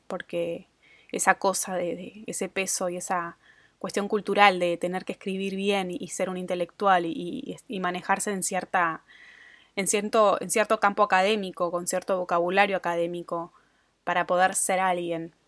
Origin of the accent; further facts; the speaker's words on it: Argentina; moved away as an adult; also born or lived in Australia; viviendo afuera de Argentina, mi país de origen